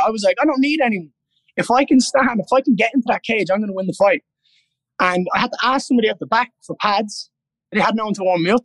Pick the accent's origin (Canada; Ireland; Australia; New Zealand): Ireland; being Irish